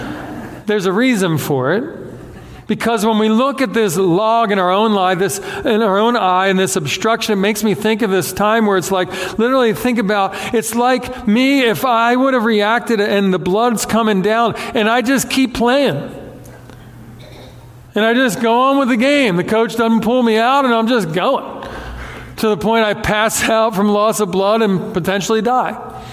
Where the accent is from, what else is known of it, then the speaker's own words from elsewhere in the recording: Beaumont, Texas, United States; Yes, I said dadgum because I grew up in Beaumont.